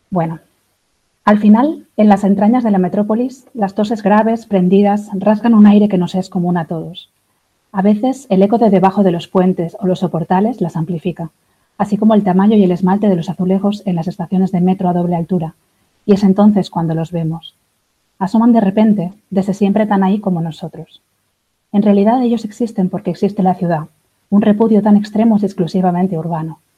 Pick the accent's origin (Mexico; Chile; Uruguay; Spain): Spain; now in Berlin, Germany; Eh, bueno … soy española, hace cuatro años ya que estoy en Berlín.